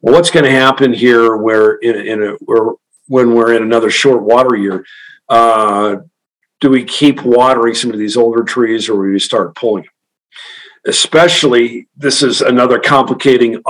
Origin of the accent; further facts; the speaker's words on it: Western Kansas, United States; I grew up in Western Kansas, where you fallow every other year in a wheat fallow rotation